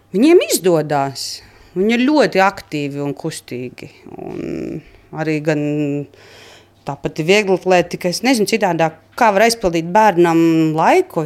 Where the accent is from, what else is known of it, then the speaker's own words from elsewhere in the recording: Prauliena, Madona Municipality, Latvia; Es esmu dzimusi praulienā, Un tajā laikā mēs dzīvojām vēl centrā dzīvoklī, un kad man bija kādi septiņi gadi, tad vecāki pārcēlās uz lauku mājām. Tās ir diezgan netālu no šīm, seši kilometri. Un tad tur arī mēs uzaugām.